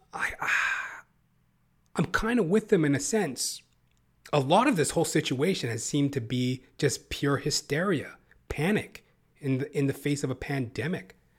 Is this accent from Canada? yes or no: yes; Canada; Canada where I live. You know, the Canadian, the Can, the Canuck motherfuckers, all of us